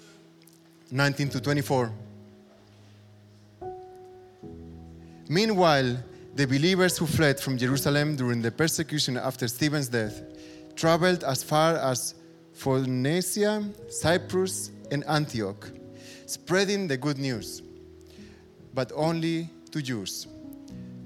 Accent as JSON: {"language": "English", "country": "Spain", "tie": "born or raised there", "moved": "as an adult", "lives_now": "Berlin, Germany", "said": "I'm half German, half Spanish. I grew up in Spain, but my mom is from Berlin, so half Berliner"}